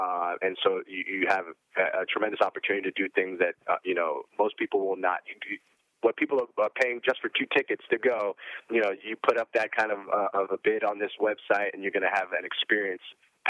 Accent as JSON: {"language": "English", "region": "Arizona", "country": "United States", "said": "For instance, I'm from Arizona."}